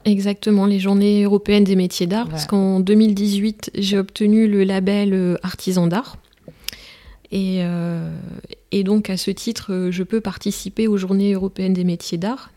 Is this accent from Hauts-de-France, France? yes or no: yes; Merville, Hauts-de-France, France; je suis originaire d'une commune des Flandres